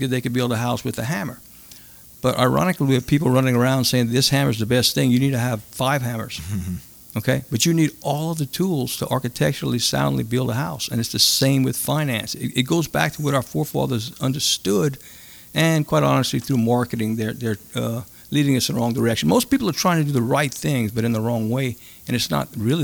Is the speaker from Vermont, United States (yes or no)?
no; Cajun, Louisiana, United States; as Cajun guys, we grew up learning to cook when we were in our teens